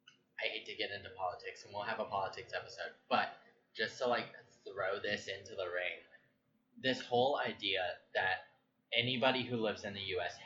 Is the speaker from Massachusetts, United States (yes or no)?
no; San Diego, California, United States; No, I grew up in San Diego. Like, tacos are mine.